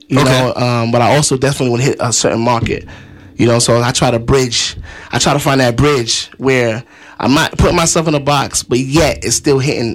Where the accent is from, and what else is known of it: New York, United States